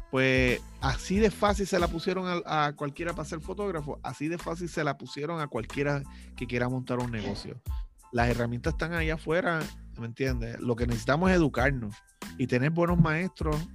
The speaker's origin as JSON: {"language": "Spanish", "town": "Lares", "country": "Puerto Rico", "tie": "born there", "said": "yo vivo en Lares, Castañel, ahí fue donde yo nací. Y este, aquí no hay nada."}